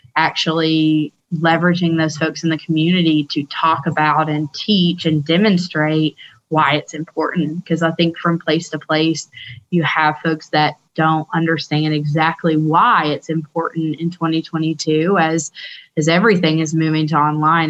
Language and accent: English; Tennessee, United States; moved away as an adult; also born or lived in Washington, D.C.; it's great to be home and and back in Tennessee